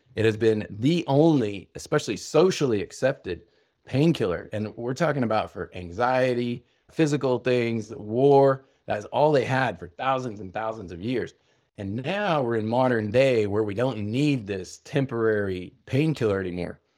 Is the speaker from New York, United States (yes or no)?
no; Oklahoma, United States; a man's man growing up in Oklahoma